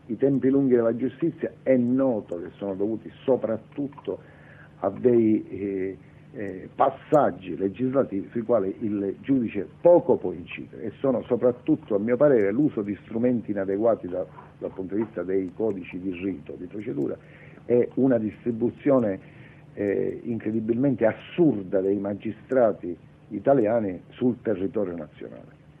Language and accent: Italian; Sicily, Italy; Io sono siciliano